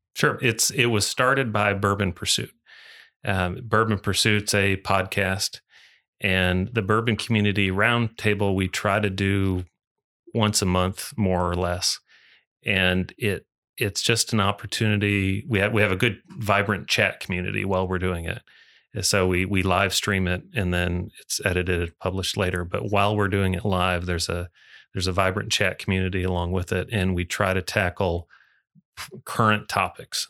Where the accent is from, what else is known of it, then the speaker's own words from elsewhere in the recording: Muskegon, Michigan, United States; moved away as an adult; now in Louisville, United States; I grew, grew up in Michigan, born and raised in Michigan